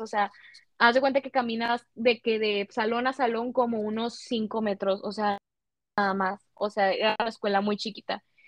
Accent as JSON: {"language": "Spanish", "town": "Reynosa", "region": "Tamaulipas", "country": "Mexico", "said": "yo soy mexicana"}